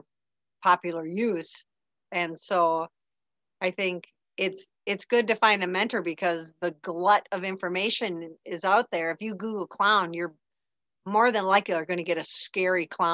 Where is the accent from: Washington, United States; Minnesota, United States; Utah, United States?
Minnesota, United States; Maple Lake; moved away as an adult; I moved back to Minnesota, back to my hometown, Maple Lake